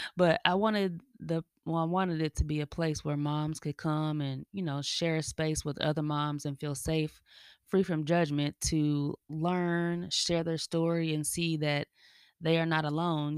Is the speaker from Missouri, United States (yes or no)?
yes; Kansas City, Missouri, United States; moved away as an adult; also born or lived in Denver, Colorado; now in Atlanta, United States; I was born in Denver, raised in Kansas City